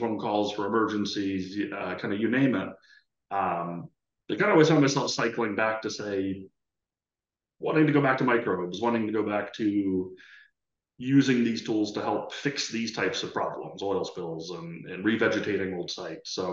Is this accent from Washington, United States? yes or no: no; Philadelphia, Pennsylvania, United States; moved away as an adult; also born or lived in Elmira, New York / Canada; I grew up in the East Coast US in the Philadelphia area